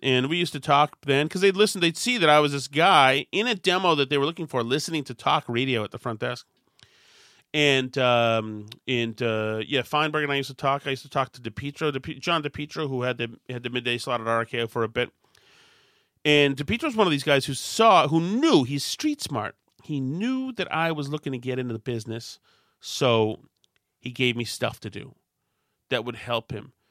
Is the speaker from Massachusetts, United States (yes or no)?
yes; Winchester, Massachusetts, United States; When I grew up in Winchester